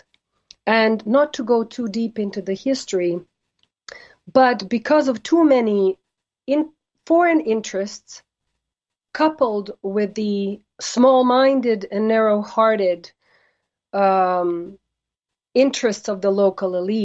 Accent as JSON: {"language": "English", "country": "United States", "said": "I'm an American and I'm a proud American."}